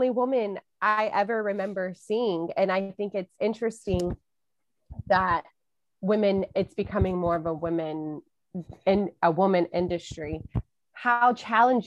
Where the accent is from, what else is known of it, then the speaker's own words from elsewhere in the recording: Texas, United States; I'm from Texas